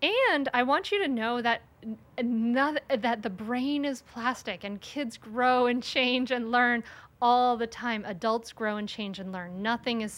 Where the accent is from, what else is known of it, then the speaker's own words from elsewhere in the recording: Rhode Island, United States; now in Delaware, United States; I grew up in Rhode Island and now I live in Delaware